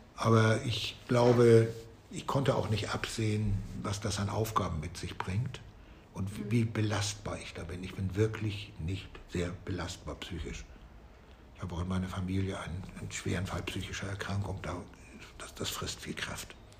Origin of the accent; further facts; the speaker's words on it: Flensburg, Schleswig-Holstein, Germany; now in Hamburg, Germany; dann werden wir in vier Jahren in meine Heimat zurückgehen, nach Flensburg, eine der schöneren Städte im Norden. Da komme ich her